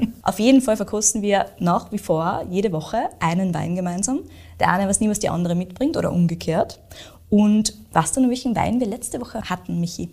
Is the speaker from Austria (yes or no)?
yes; Austria; bei uns in Österreich